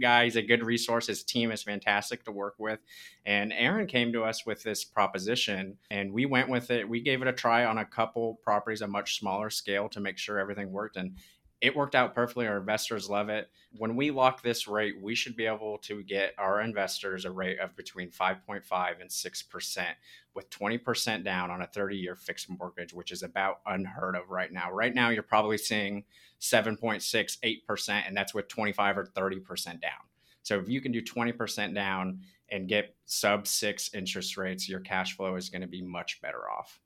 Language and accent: English; Southern California, United States; now in Birmingham, United States; I'm originally from Southern California too